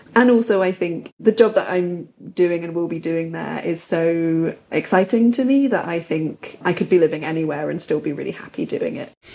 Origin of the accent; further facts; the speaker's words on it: United Kingdom; also born or lived in north of England; now in London, United Kingdom; as a British person